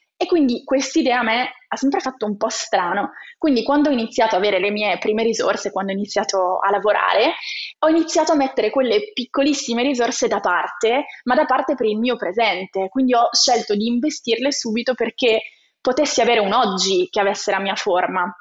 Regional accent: province of Cuneo, Piedmont, Italy; io sono originaria della provincia di Cuneo

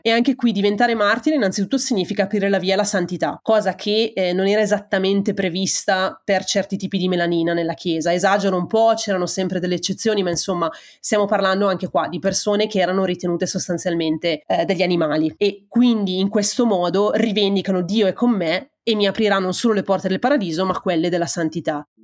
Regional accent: Italy; moved away as an adult; also born or lived in Germany / United States; now in Berlin, Germany; io in realtà sono partita dall'Italia subito dopo la fine della laurea magistrale

